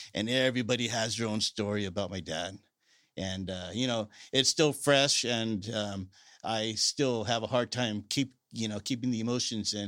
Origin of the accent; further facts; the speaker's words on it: Salinas, California, United States; I'm a lifelong resident of Salinas